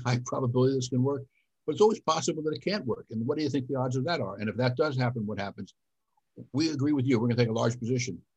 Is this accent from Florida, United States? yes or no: yes; Miami Beach, Florida, United States; also born or lived in New York; I grew up in Miami Beach, Florida. Well, I was born in New York, but I grew up in Miami Beach